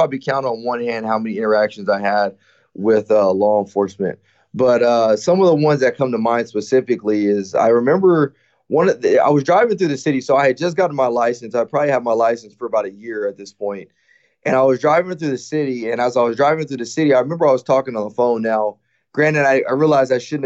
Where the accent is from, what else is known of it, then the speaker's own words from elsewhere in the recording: Rialto, California, United States; also born or lived in Fontana, California; I was actually born in Fontana, California, which is probably a few miles just west of Rialto, California, which is where I was raised at. And so I grew up in Rialto, California